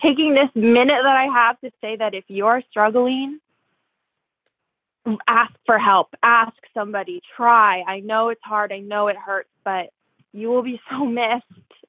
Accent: New Jersey, United States; I'm from a big Italian family, and we're all best friends, and, you know, I'm from New Jersey, too.

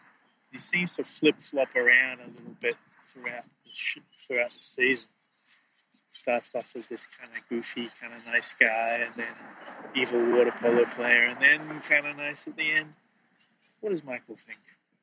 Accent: Sydney, New South Wales, Australia; I'm from Sydney, Australia.

